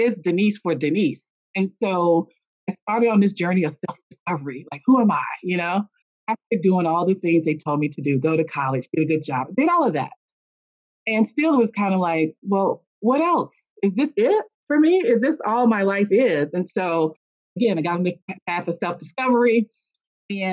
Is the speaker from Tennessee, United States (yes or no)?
no; a small town in North Carolina, United States; also born or lived in Washington, D.C.; I was actually raised in a small town in North Carolina